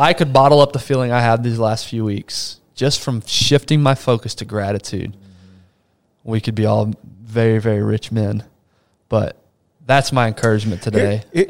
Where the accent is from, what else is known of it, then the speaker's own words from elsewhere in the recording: Brazil; I was born in Brazil. My parents grew me up in an environment, third world country, a lot of poor people.